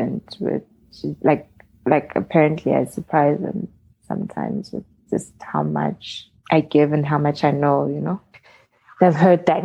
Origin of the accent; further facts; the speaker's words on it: Midrand, Gauteng, South Africa; the chunk of growing up was actually in Midrand on the plot